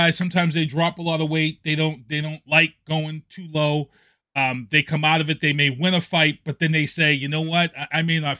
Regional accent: Brockton, Massachusetts, United States; I'm from the City of Champions

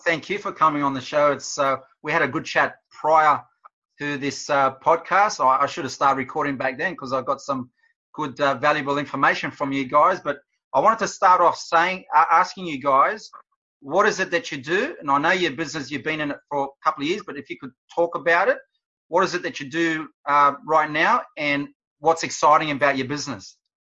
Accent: Wollongong, New South Wales, Australia; I'm from the Gong and Wollongong.

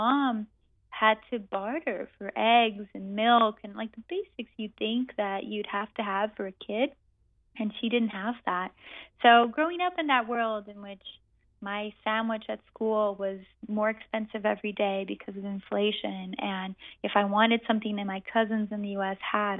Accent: Amazon, Brazil; So I was born and raised in the Brazilian Amazon. My parents are American scientists who ended up in the Amazon in 1980. So I grew up in a very international, multicultural world

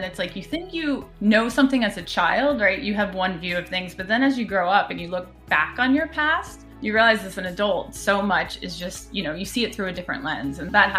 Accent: Chicago, Illinois, United States; born there; also born or lived in Philadelphia / Boston / Chapel Hill; now in Seattle, United States; Where I'm from, I'm a bit of a mutt. I was born in Chicago. I lived in Philadelphia most of my life, and then Boston, and then Chapel Hill, North Carolina, and now I'm in Seattle.

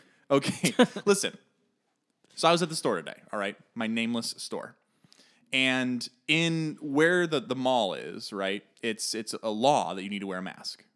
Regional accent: Chicago, Illinois, United States; I am from Chicago

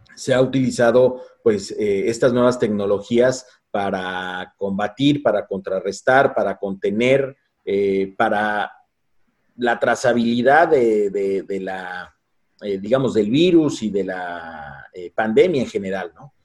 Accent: Mexico; como mexicanos

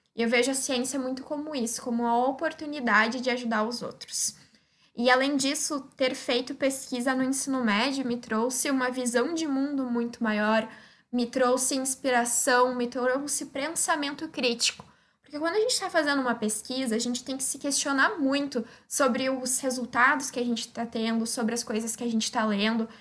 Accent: Osório, Rio Grande do Sul, Brazil; eu sou de Osório, no Rio Grande do Sul, que é uma cidade de 45 mil habitantes

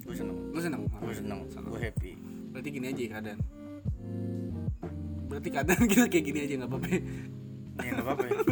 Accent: South Jakarta, Jakarta, Indonesia; aku dari Jakarta Selatan

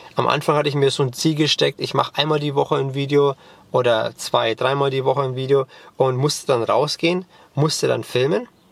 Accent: Germany; first language German and English; ich bin bilingual aufgewachsen. Mein Vater ist Amerikaner, meine Mutter ist Deutsche und ich bin als Kind zweisprachig aufgewachsen

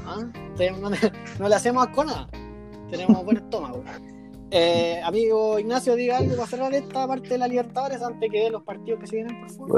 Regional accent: Chile; somos chilenos

